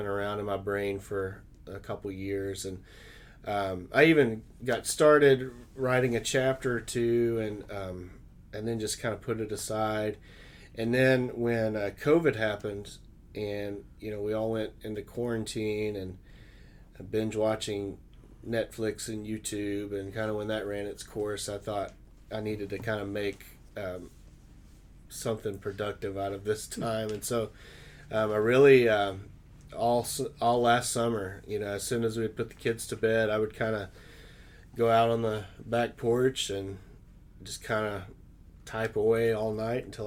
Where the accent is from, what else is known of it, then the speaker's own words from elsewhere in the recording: Arkansas, United States; moved away as an adult; now in Dayton, United States; I was born and raised in Arkansas